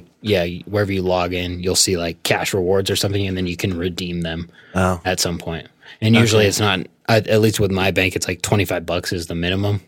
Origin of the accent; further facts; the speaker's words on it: Philippines; And because I know you guys know that I'm Filipino, and if I was full white, they would have given me at least $1,200.